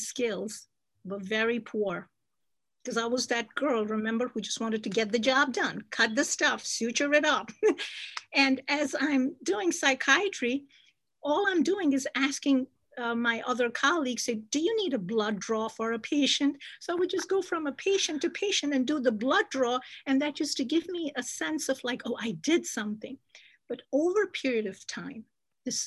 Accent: Jammu and Kashmir, India; moved away; I was born and raised in Kashmir

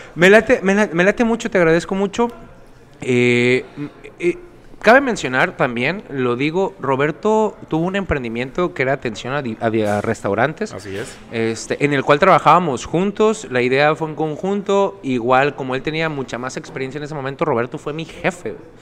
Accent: Sinaloa, Mexico; Somos sinaloenses

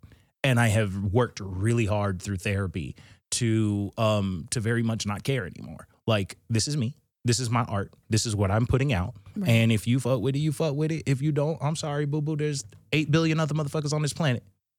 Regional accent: New Hampshire, United States; born there; Nah, I'm from everywhere. I was born in New Hampshire.

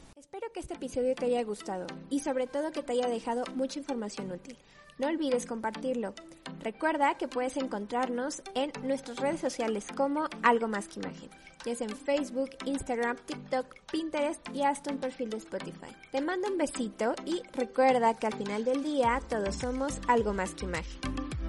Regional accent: Mexico; como mexicano

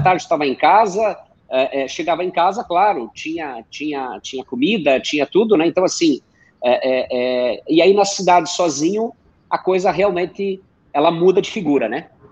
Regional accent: Missões region, Rio Grande do Sul, Brazil; moved away; eu venho do interior do Rio Grande do Sul, fronteira oeste, exatamente na divisa com a Argentina, região das Missões lá, fica entre os municípios de São Borja e Santo Antônio das Missões

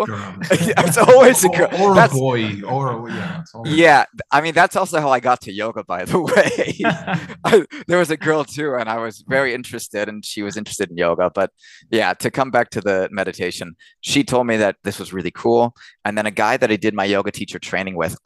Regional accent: Orange County, California, United States; moved away as an adult; now in Cologne, Germany; California and Orange County is where I grew up

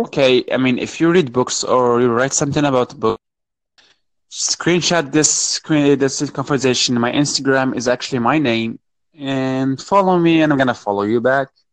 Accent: Morocco; I'm from Morocco

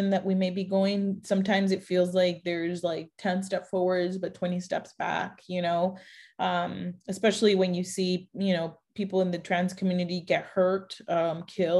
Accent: Mexico; moved away; I was born in Mexico. I am Mexican 100%

